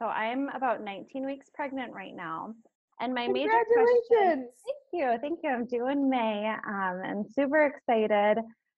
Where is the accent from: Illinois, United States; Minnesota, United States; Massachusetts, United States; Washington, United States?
Minnesota, United States; moved away as an adult; now in Green Bay, United States; I'm originally from Minnesota